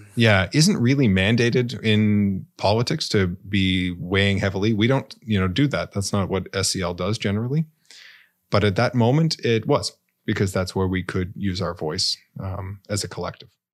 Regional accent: Canada; as a Canadian citizen

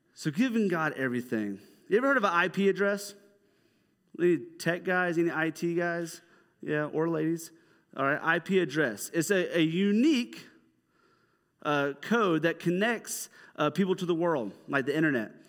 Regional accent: Dahlonega, Georgia, United States; I'm from, like, North Georgia. I'm from Dahlonega

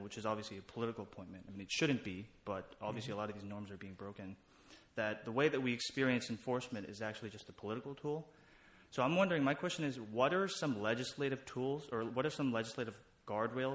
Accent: New York City, New York, United States; I'm also from Queens

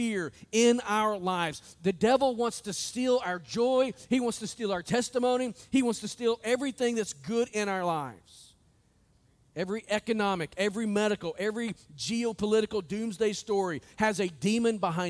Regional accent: United States; us as the American church

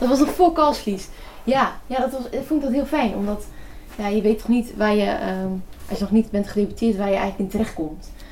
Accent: North Brabant, Netherlands; accent: not so broad Brabants; Mijn vader is niet, niet Brabants, dus wij, ik ben nog, ik ben niet zo plat opgevoed

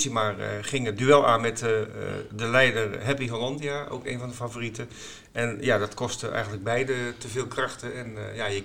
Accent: Groningen, Netherlands; moved away; Mijn geboortestad.

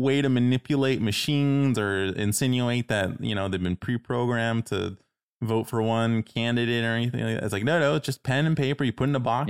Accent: Toronto, Ontario, Canada; moved away; I'm originally from Toronto

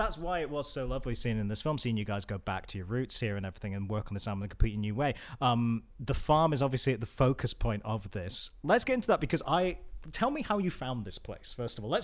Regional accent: Edinburgh, Scotland, United Kingdom; moved away; I grew up in Edinburgh

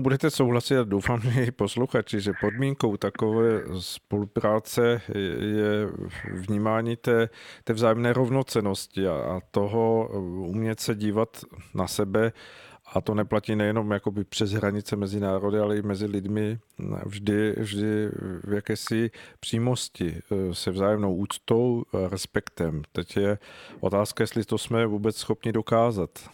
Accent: Czechia; jako Češi

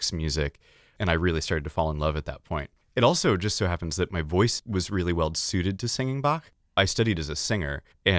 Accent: Stillwater, Oklahoma, United States; I grew up in Stillwater, Oklahoma

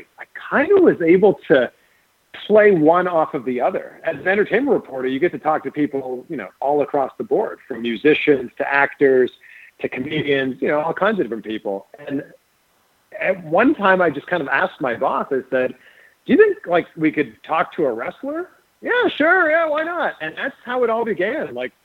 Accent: Toronto, Ontario, Canada; I went to wrestling school in Toronto. That's my hometown.

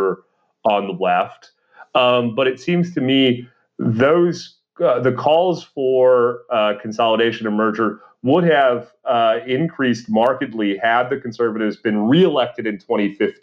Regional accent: Canada

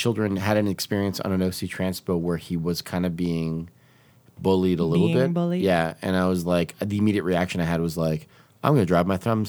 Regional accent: Canada; I'm a Canadian.

